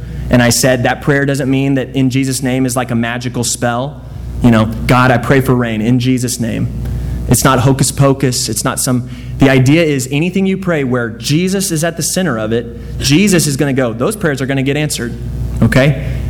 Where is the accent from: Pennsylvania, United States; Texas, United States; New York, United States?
Texas, United States; Dallas; I grew up in Dallas. I gotta like the Cowboys.